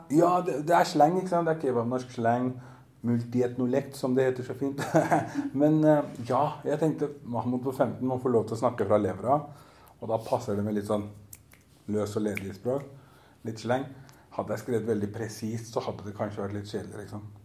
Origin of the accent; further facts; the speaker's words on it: Oslo, Norway; also born or lived in Groruddalen, Oslo; jeg er oppvokst på Grünerløkka nede i sentrum, så jeg er ikke fra østkanten.